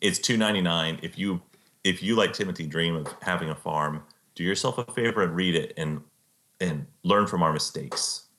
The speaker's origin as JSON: {"language": "English", "region": "Central Texas", "country": "United States", "said": "I'm from Central Texas."}